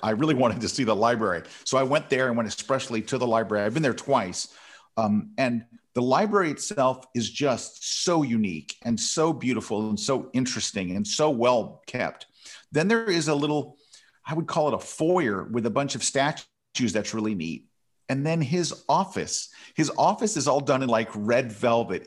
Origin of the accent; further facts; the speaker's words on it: Florida, United States; I was born in Florida, but my family's from New York